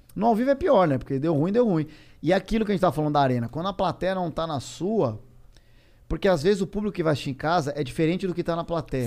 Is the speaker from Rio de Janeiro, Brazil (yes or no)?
no; São Paulo, Brazil; eu sou paulista